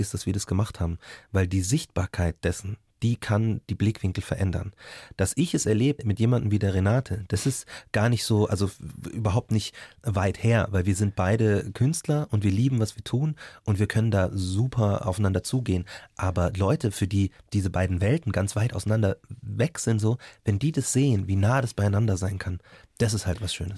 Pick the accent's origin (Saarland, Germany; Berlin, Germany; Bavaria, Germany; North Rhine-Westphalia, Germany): Bavaria, Germany; Markt Schwaben; also born or lived in Munich; ich bin in München geboren, aber in Marktschwaben erst geworden